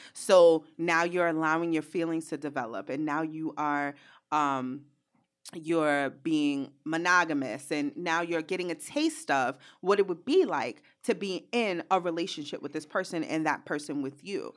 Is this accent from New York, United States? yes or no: yes; New York City, New York, United States; I'm from Brooklyn